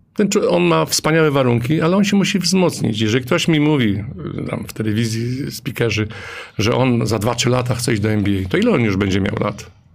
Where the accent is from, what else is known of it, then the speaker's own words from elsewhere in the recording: Leszno, Greater Poland, Poland; pochodzę z Leszna, jestem dumny, że pochodzę z Leszna